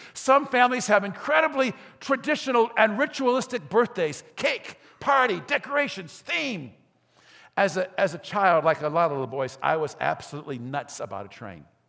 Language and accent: English; Gary, Indiana, United States; I grew up in Gary, in Glen Park.